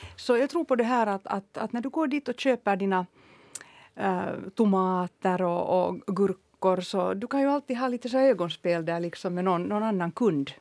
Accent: Helsinki, Uusimaa, Finland; Jag är ju uppvuxen på Södra Esperiagatan så jag promenerade alltid med mamma till, till Töletorg

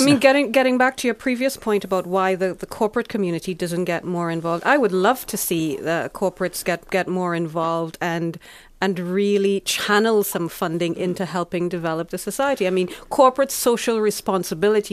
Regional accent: Trinidad & Tobago; moved away as an adult; now in Finland; I'm originally from the Caribbean, small small country. Um, very strong sporting tradition and history, Trinidad and Tobago

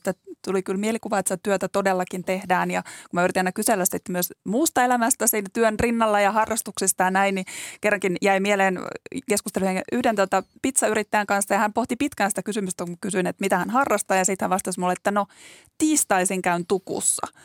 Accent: Joensuu, North Karelia, Finland; now in Helsinki, Finland; mä kotoisin tuolta Joensuusta

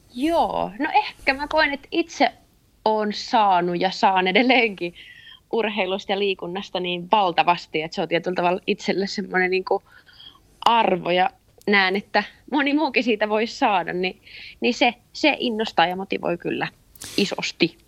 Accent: Eura, Satakunta, Finland; also born or lived in Kuopio; now in Turku, Finland; pitkälti lapsuuteni mä oon viettänyt Eurassa

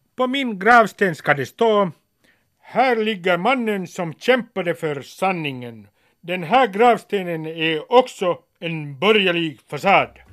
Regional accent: Helsinki, Uusimaa, Finland; När jag var 16 läste jag första delen av Henrik Tikkanens gatutrilogi i mitt källarrum i Nummis.

